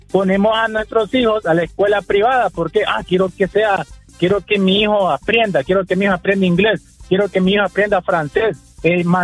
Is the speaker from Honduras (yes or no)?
yes; Honduras; yo soy hondureño